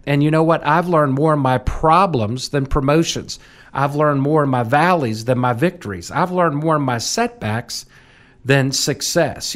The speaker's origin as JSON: {"language": "English", "town": "Washington", "region": "District of Columbia", "country": "United States", "tie": "born or raised there", "said": "I literally almost was born into the hallways of that capital. My mom worked for the U S Capitol Historical Society, and, uh, my dad was with the U S Capitol Police"}